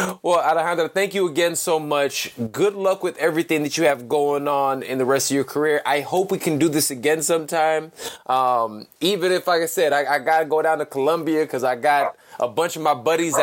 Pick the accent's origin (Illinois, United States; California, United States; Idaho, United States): Illinois, United States; Chicago; first language Spanish; English is a second language; I grew up here in Chicago, I'm from Chicago, I grew up here, but I didn't speak English till I was like 7 or 8 years old.